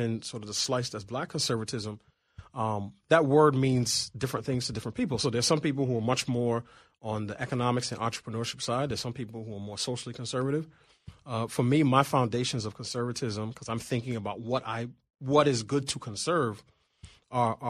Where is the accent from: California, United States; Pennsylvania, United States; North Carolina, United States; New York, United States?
New York, United States; New York City; now in Washington, D.C., United States; I grew up in Queens, and I don't know anybody who had a longer commute than I had